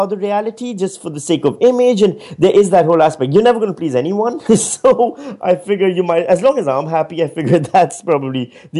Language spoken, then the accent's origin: English; Pakistan; moved away as an adult; now in Australia; I'm from Pakistan